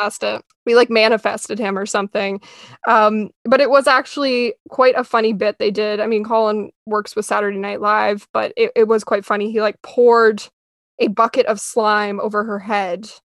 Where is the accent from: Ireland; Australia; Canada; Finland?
Canada; I'm Canadian